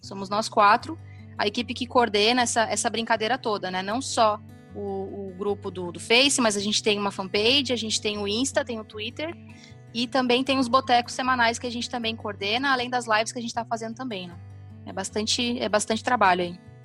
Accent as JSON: {"language": "Portuguese", "town": "Três Passos", "region": "Rio Grande do Sul", "country": "Brazil", "tie": "born or raised there", "also_born_or_lived": "Santa Maria, Brazil", "moved": "as an adult", "lives_now": "Florianópolis, Brazil", "said": "eu sou gaúcha, de, eu nasci em Santa Maria, mas me criei em Três Passos, que é uma cidade do noroeste do Rio Grande do Sul"}